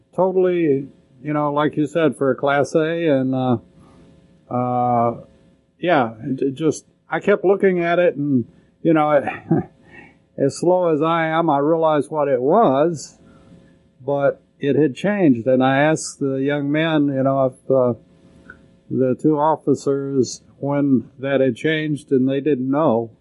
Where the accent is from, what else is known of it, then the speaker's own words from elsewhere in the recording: Lubbock, Texas, United States; growing up in Lubbock